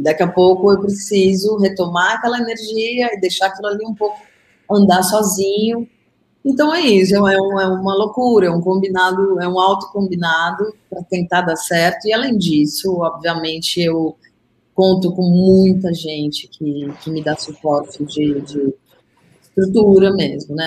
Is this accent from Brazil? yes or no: yes; São Paulo, Brazil; como paulistana